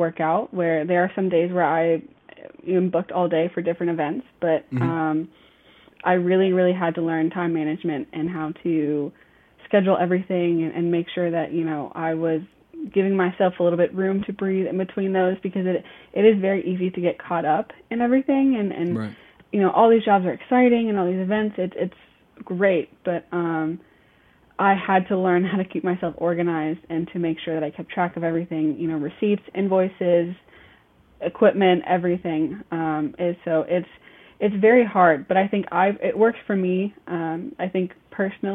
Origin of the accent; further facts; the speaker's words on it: Texas, United States; now in Charlotte, United States; I actually live in Charlotte, North Carolina, born and raised in Texas, but I've lived in Charlotte for a very long time now